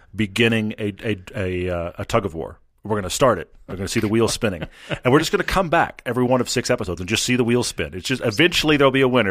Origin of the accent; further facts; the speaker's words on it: Texas, United States; I grew up in Texas